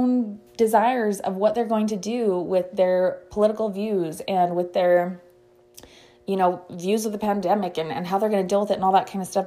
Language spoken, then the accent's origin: English; United States; we as American citizens